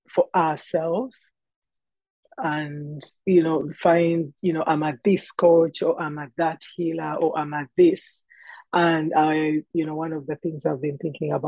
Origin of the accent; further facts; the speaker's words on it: Uganda; moved away as an adult; now in Canada; I am a girl who was born and raised in Uganda, in East Africa